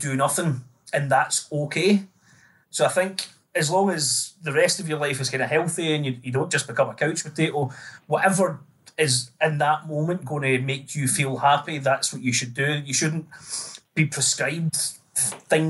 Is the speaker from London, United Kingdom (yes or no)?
no; Greenock, Scotland, United Kingdom; now in Newcastle upon Tyne, United Kingdom; I'm from Greenock, town in the west of Scotland